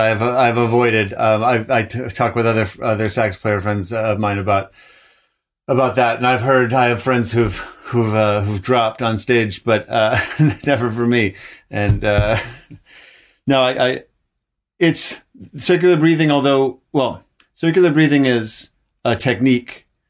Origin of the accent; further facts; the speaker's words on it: Ann Arbor, Michigan, United States; also born or lived in Vermont; now in Montreal, Canada; I grew up in Ann Arbor, Michigan.